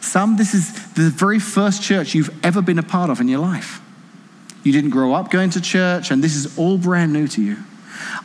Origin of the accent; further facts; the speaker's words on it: England, United Kingdom; now in Washington, United States; Didn't grow up here, grew up in England, but married Casey, live here now